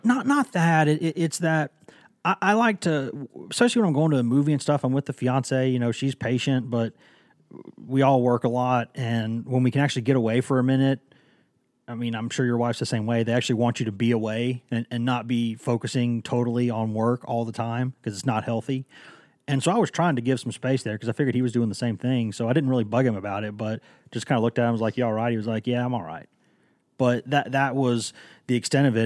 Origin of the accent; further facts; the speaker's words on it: Knoxville, Tennessee, United States; also born or lived in Chattanooga; I am from Knoxville